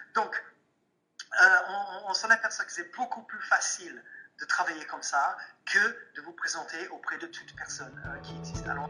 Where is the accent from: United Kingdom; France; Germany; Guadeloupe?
United Kingdom; England; French is a second language; je suis anglais